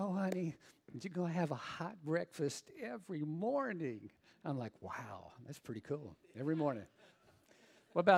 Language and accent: English; Southern Louisiana, United States; I'm from Southern Louisiana